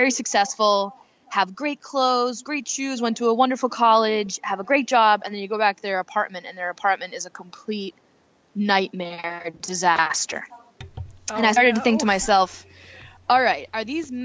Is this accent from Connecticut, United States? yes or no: yes; Connecticut, United States; moved away; also born or lived in New York City; when I grew up in Connecticut, I was the best dancer.